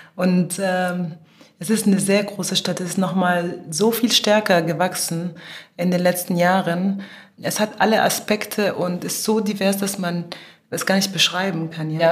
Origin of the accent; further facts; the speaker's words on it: Cairo, Egypt; moved away; also born or lived in Germany; wir in Ägypten aufwachsen als Kinder